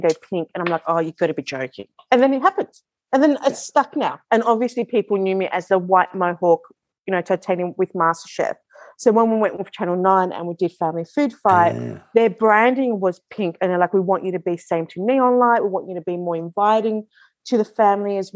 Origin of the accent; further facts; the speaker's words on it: Melbourne, Victoria, Australia; I was born in Australia.